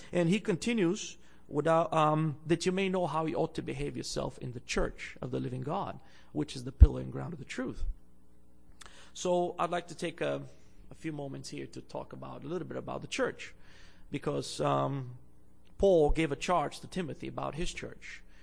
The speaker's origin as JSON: {"language": "English", "country": "Bulgaria", "also_born_or_lived": "Andrews University (United States)", "moved": "yes", "lives_now": "Canada", "said": "I'm originally from Bulgaria in Eastern Europe"}